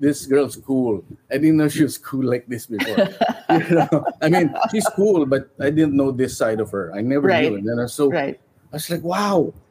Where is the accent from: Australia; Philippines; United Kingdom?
Philippines; now in United States; it's part of being a Filipino